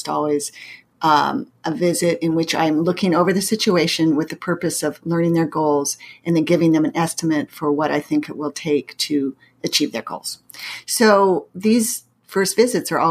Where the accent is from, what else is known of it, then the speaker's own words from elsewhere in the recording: Pacific Northwest, United States; moved away as an adult; also born or lived in Massachusetts; now in St. Louis, United States; I grew up in the Pacific Northwest, and I went to college in Massachusetts, and I now live in the Midwest in St. Louis for the last going on 30 years.